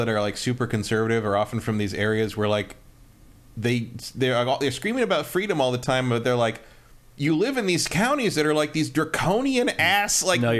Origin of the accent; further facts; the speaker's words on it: Ireland; being Irish